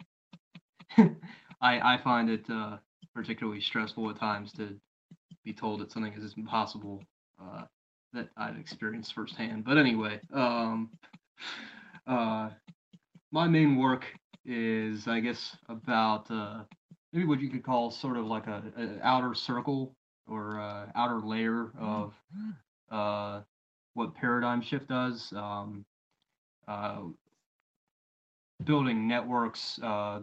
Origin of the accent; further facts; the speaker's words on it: Maryland, United States; also born or lived in Eugene, Oregon; now in Pennsylvania, United States; I'm from Maryland, live in Pennsylvania